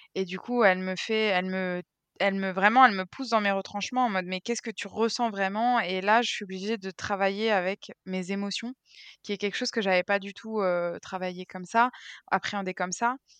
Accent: Brittany, France; now in Bucharest, Romania; je suis bretonne

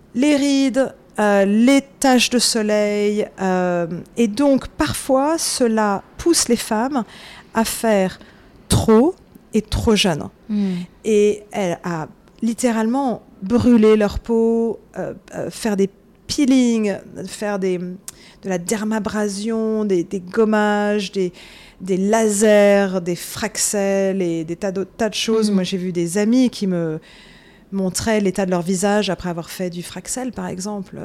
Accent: Paris, Île-de-France, France; moved away as an adult; now in New York, United States; je suis née euh, en France, j'ai grandi à Paris

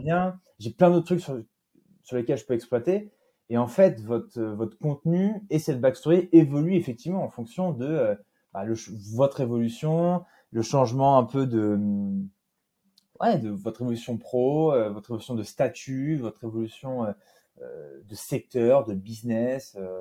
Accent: Nîmes, Occitania, France; also born or lived in Normandy / Brittany; je suis né à Nîmes, dans le sud de la France, puisque je suis d'origine normande et bretonne

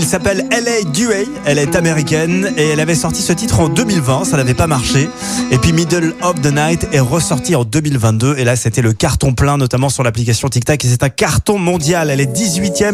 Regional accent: Saint-Étienne, Auvergne-Rhône-Alpes, France; chez nous à Saint-Etienne

